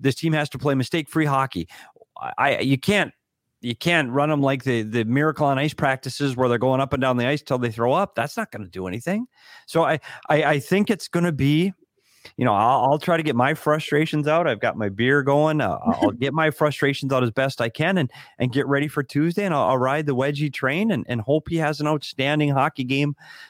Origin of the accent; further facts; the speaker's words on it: Bemidji, Minnesota, United States; Aaron, one, we're both from Minnesota, so that's awesome, as is. Although, big, huge snowstorm in my hometown of Bemidji, Minnesota tonight.